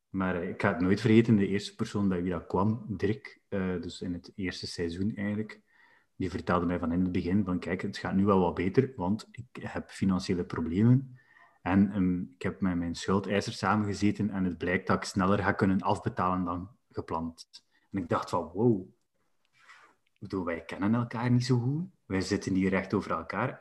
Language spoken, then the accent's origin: Dutch; West Flanders, Belgium; als West-Vlaming